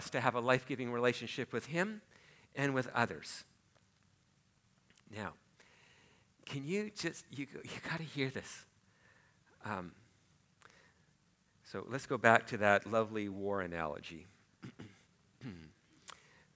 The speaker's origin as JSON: {"language": "English", "town": "Port Alberni", "region": "British Columbia", "country": "Canada", "said": "I'm from Port Alberni on Vancouver Island"}